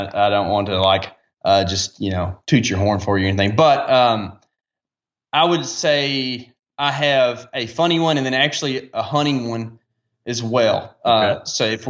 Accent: the South, United States; But it's just funny as a Southerner, like it sticks out.

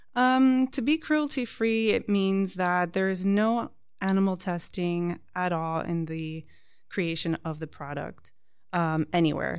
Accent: Miami, Florida, United States; also born or lived in New York; I'm actually American with Cuban background, uh, born in New York, and raised in Miami.

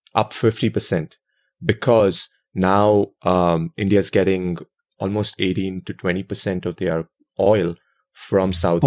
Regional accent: India; growing up in India

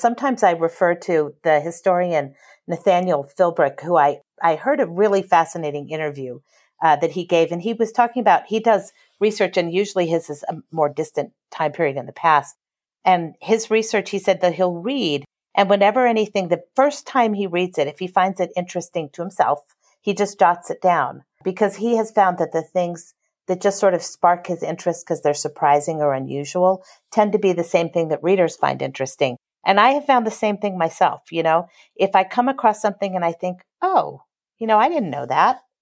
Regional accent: Los Angeles, California, United States; also born or lived in Houston, Texas; I grew up in Los Angeles.

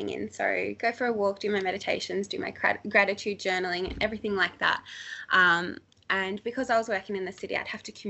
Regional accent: Australia; I left Australia for the first time in my whole entire life 3 months after starting this business

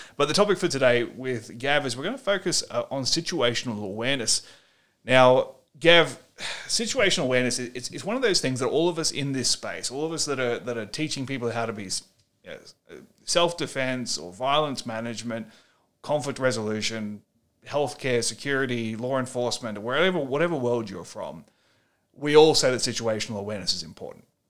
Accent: Australia; as an Australian author

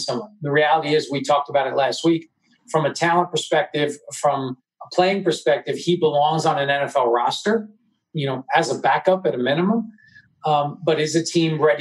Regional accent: New York, United States; I grew up in New York

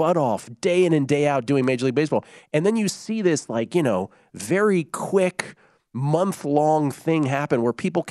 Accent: United States; we're American sports fans. We all grew up loving the major sports

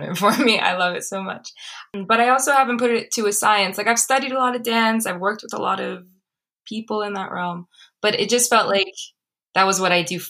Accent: Los Angeles, California, United States; also born or lived in Boston; I came back home to LA. I'm from Los Angeles.

